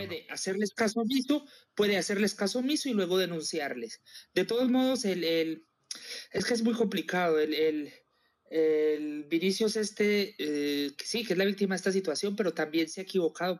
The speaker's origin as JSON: {"language": "Spanish", "country": "Colombia", "moved": "as an adult", "lives_now": "Madrid, Spain", "said": "yo soy colombiano, vivo en Madrid, llevo 17 años"}